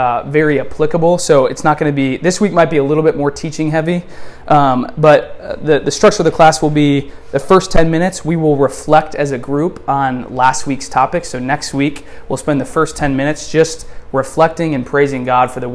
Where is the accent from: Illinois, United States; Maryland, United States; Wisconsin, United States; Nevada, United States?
Wisconsin, United States; moved away as an adult; now in Delray Beach, United States; We're originally from Wisconsin, and we moved out, a little over 4 years ago